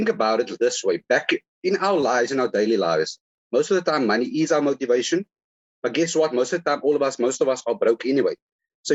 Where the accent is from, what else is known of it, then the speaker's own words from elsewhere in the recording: Cape Town, Western Cape, South Africa; I was born in Constantia Hospital.